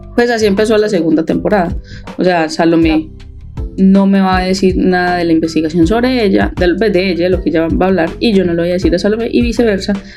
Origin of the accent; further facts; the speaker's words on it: Paisa, Antioquia, Colombia; yo soy demasiado paisa